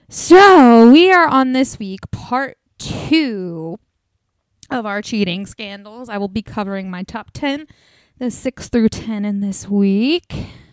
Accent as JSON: {"language": "English", "region": "Northeast", "country": "United States", "said": "I'm from the northeast"}